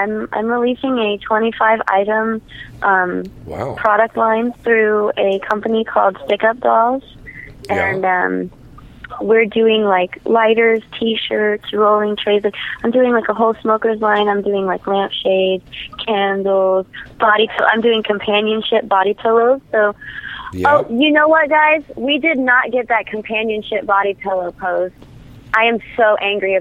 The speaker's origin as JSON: {"language": "English", "town": "New Orleans", "region": "Louisiana", "country": "United States", "said": "I'm from New Orleans"}